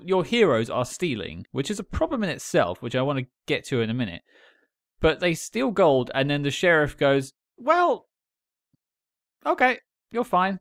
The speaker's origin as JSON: {"language": "English", "country": "United Kingdom", "said": "as an outsider, as Cam pointed out, I'm British."}